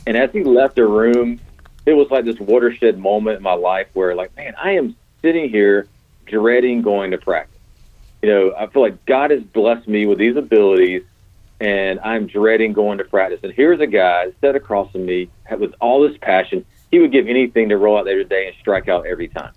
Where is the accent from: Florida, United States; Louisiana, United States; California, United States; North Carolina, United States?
North Carolina, United States; Garner; also born or lived in Greenville, North Carolina; I grew up in Garner